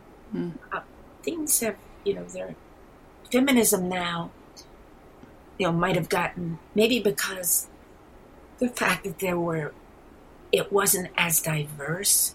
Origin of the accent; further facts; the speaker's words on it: New York City, New York, United States; also born or lived in New Mexico; I am from the east. I'm born and raised in New York City. Maybe you can hear it in my accent.